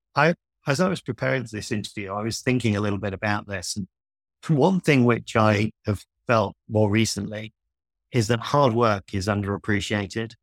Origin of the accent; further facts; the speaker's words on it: Yorkshire and the Humber, United Kingdom; I grew up in North Yorkshire, where I am today, in fact, in a small village